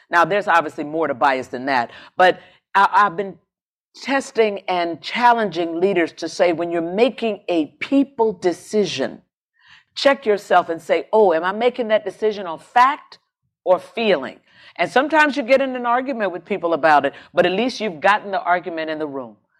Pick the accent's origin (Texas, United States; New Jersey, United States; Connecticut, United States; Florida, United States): Florida, United States; Jacksonville; moved away as an adult; I come from Jacksonville, Florida